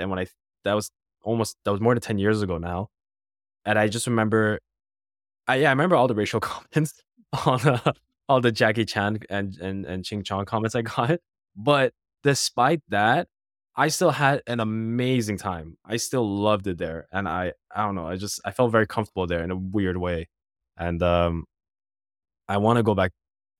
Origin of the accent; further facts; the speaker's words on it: Canada; I don't have to because I'm Canadian.